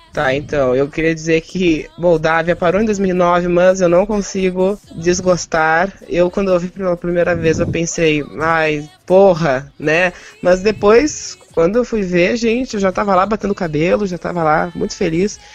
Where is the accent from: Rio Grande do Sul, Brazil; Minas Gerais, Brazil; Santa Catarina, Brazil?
Rio Grande do Sul, Brazil; Porto Alegre; eu sou de Porto Alegre